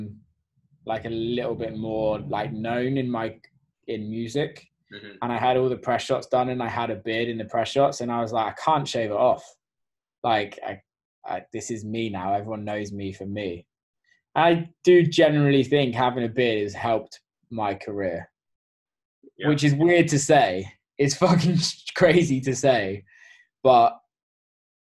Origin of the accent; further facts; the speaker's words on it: England, United Kingdom; also born or lived in New York; now in Detroit, United States; I'm English